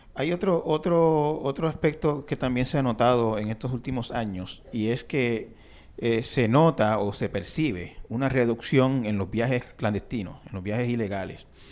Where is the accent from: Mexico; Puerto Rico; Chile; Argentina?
Puerto Rico; Santa Isabel; en Santa Isabel, donde yo me crié